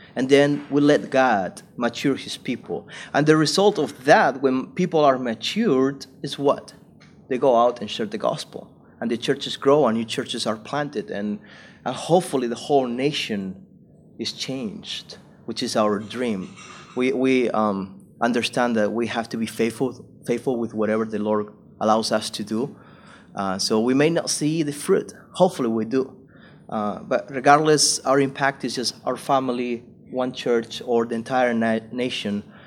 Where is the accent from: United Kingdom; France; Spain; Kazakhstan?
Spain; moved away as an adult; also born or lived in South Carolina, United States / California, United States; I went back to Spain and I went to do full time ministry. I was a preacher, so I was just preaching at my home church and other churches in my hometown